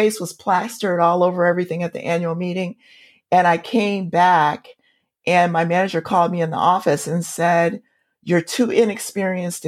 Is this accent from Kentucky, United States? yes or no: no; Compton, California, United States; also born or lived in Tulsa, Oklahoma; moving to California and growing up in Compton, where both my parents were school teachers